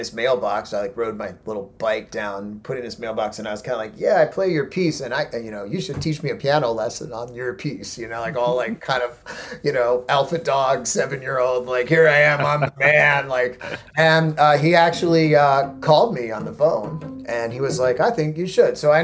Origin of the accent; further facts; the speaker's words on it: Croton-on-Hudson, New York, United States; I grew up in a small town that's called Croton, New York, and Croton is sort of halfway between New York City and Woodstock